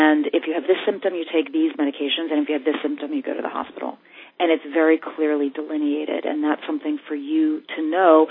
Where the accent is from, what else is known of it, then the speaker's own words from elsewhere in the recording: New York City, New York, United States; I grew up here in New York City